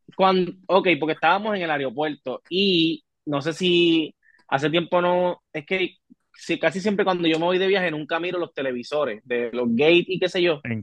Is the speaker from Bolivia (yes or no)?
no; Puerto Rico; yo soy de Puerto Rico